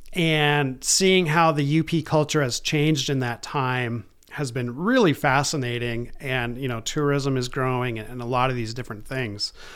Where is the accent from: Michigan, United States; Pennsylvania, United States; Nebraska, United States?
Michigan, United States; Baraga; also born or lived in East Lansing, Michigan; I grew up in Barriga, uh, graduated from Barriga High School in two thousand one